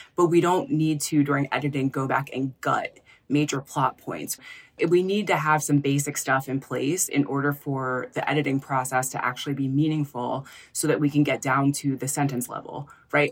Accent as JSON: {"language": "English", "town": "Philadelphia", "region": "Pennsylvania", "country": "United States", "also_born_or_lived": "San Francisco", "moved": "as an adult", "said": "I'm from Philadelphia."}